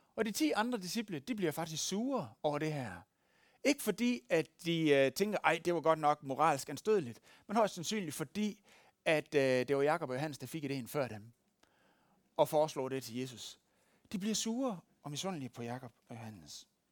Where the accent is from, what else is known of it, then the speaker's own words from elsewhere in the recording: West Jutland, Central Denmark Region, Denmark; moved away; Der, hvor jeg kommer fra, i Vestjylland